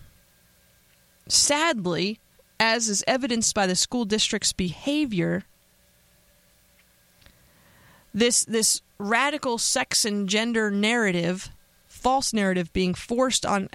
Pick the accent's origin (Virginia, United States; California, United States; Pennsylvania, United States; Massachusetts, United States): Pennsylvania, United States; moved away; my home state of Pennsylvania